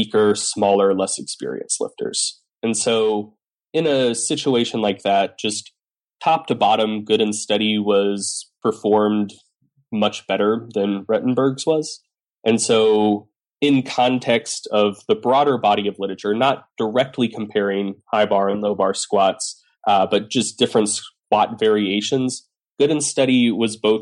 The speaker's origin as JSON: {"language": "English", "region": "Southeast", "country": "United States", "said": "I'm a Southerner"}